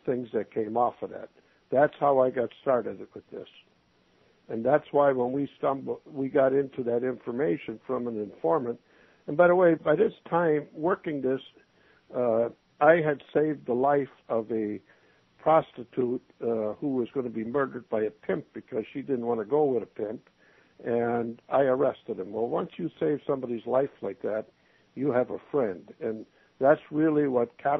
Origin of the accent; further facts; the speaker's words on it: Minnesota, United States; moved away; I was from Minnesota